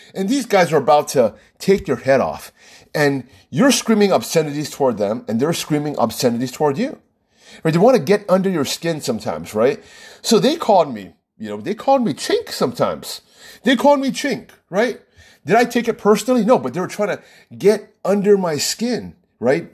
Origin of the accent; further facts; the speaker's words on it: United States; My own people, I'm American